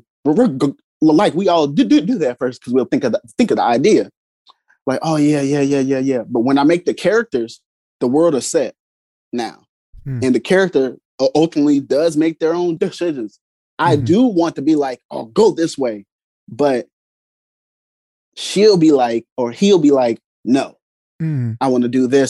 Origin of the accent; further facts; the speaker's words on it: East St. Louis, Illinois, United States; now in Belleville, United States; I was born in Belleville, but like I'm from East St. Louis and I moved around the area